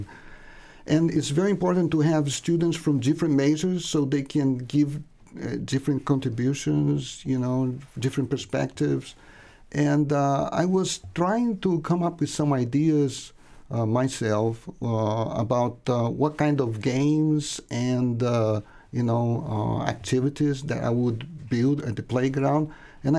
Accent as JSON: {"language": "English", "country": "Brazil", "second_language": "English", "moved": "as an adult", "said": "I'm originally from Brazil, but I've been here for more than 35 years."}